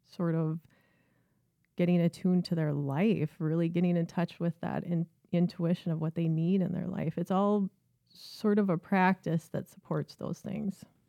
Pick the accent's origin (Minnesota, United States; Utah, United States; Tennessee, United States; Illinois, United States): Minnesota, United States; Minneapolis; also born or lived in St. Cloud; I grew up in North Minneapolis, um, lived my entire life there until I went away to college